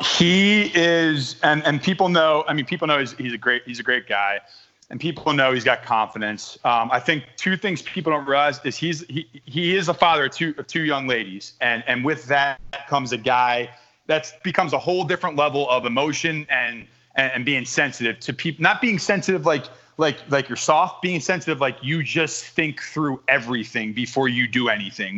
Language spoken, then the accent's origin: English; Delaware County, Pennsylvania, United States; We're both from Delco.